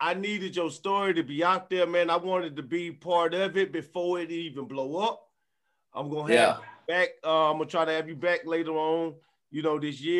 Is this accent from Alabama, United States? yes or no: yes; Prichard, Alabama, United States; I'm one from Pritchett.